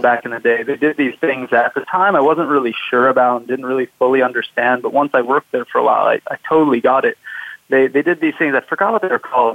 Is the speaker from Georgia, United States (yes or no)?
no; Southern California, United States; I grew up in Southern California, which is why I created 805 Startups.